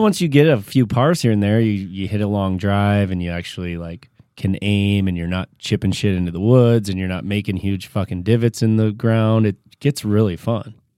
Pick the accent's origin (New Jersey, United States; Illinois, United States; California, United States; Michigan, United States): Michigan, United States; Growing up in Michigan